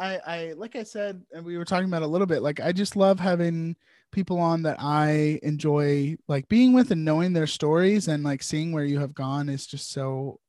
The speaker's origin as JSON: {"language": "English", "region": "Virginia", "country": "United States", "tie": "born or raised there", "said": "I have also lived in Virginia my entire life"}